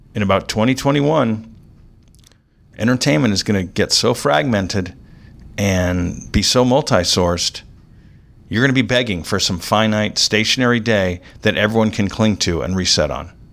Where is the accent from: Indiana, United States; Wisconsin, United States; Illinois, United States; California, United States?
California, United States; Orange County; I grew up in Orange County